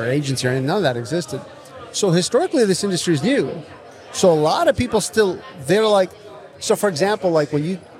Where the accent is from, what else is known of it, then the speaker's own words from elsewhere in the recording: Connecticut, United States; I grew up in Connecticut